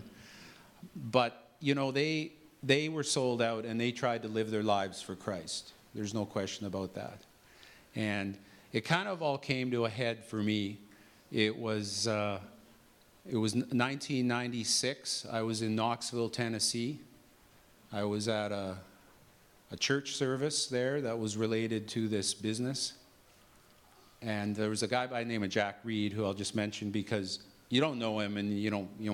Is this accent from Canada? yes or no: yes; Regina, Saskatchewan, Canada; I was born in Regina in 1961, and grew up in a normal family